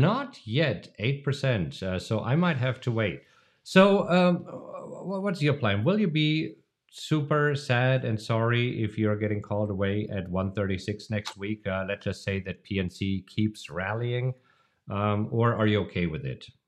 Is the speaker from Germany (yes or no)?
yes; Germany; moved away; a tradition that I grew up with in Germany.